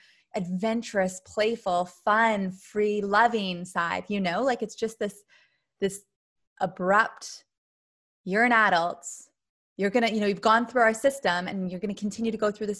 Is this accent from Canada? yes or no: yes; Canada; moved away; I grew up in Canada near the forest.